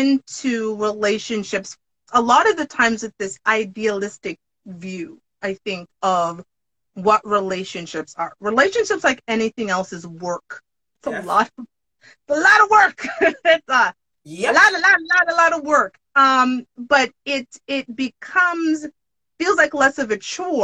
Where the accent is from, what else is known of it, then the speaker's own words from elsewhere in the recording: Jamaica; I'm Jamaican